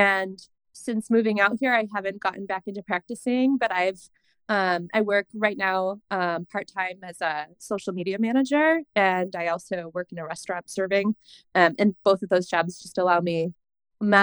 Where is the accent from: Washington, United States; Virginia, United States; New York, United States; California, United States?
New York, United States; moved away as an adult; now in Bend, United States; I'm from New York State